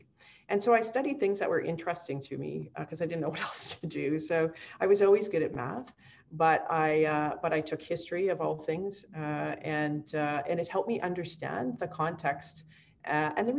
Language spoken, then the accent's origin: English; Kamloops, British Columbia, Canada; I'm from British Columbia, born and bred here, either on the coast or spent most of my sort of formative years in the interior in Kamloops